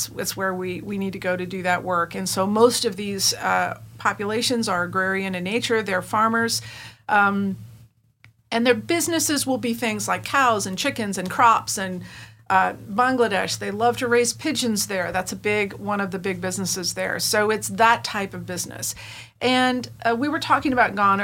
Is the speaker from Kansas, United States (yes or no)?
yes; South Central Kansas, United States; the farm on which I was raised in South Central Kansas